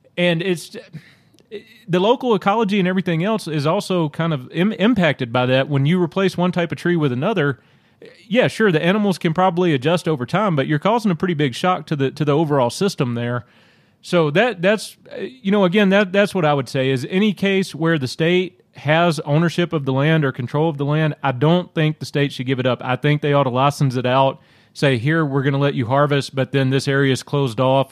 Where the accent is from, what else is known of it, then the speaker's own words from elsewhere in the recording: Louisiana, United States; growing up in Louisiana